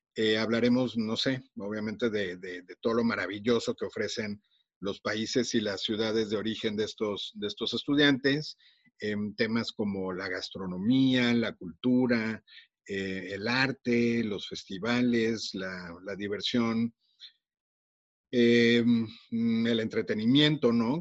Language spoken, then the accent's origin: Spanish; Mexico; accent: Mexican; also born or lived in Monterrey, Nuevo León; por mi acento seguramente ya se dieron cuenta que soy mexicano